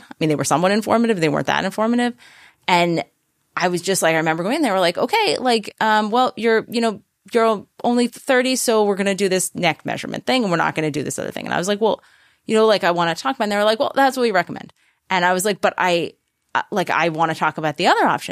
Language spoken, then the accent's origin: English; New Haven, Connecticut, United States; come from Connecticut. Okay. I was born in New Haven